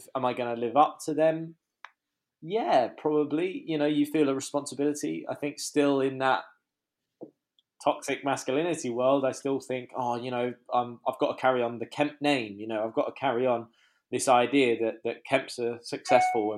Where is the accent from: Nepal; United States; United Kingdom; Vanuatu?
United Kingdom; London; also born or lived in Hertfordshire; we grew up in Muswell Hill.